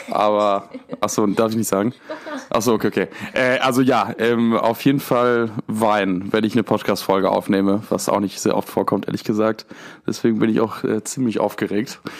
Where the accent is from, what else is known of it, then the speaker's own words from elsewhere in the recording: Buenos Aires, Argentina; born there; Ich bin 25 Jahre alt und bin in Argentinien geboren. Um genau zu sein, in Buenos Aires. Das ist die Hauptstadt Argentiniens.